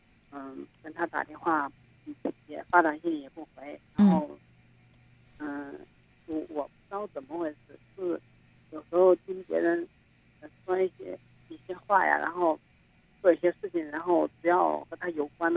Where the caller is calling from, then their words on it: Xinyang, Henan, China; 我是来自信信阳信阳的。